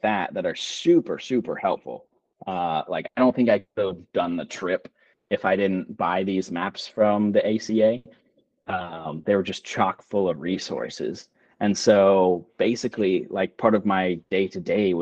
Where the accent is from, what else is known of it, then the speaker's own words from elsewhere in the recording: Houston, Texas, United States; I'm from Houston and I'm used to very cruel and punishing heat and humidity.